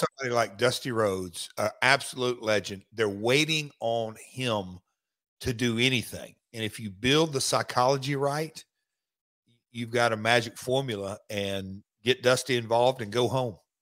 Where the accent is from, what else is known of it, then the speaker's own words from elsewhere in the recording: Nashville, Tennessee, United States; living and growing up in Nashville